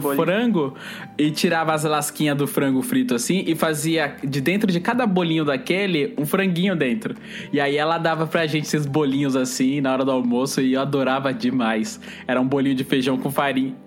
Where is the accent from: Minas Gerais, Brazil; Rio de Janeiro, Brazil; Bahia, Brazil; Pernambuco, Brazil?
Bahia, Brazil; eu e o Eli, que somos baianos